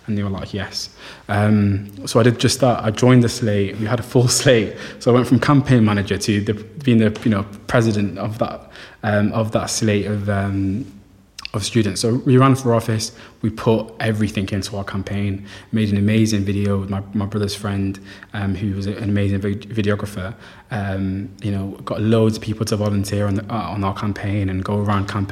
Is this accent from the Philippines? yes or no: no; Somaliland, Somalia; now in Manchester, United Kingdom; I'm from Somaliland, so I joined the Somali Society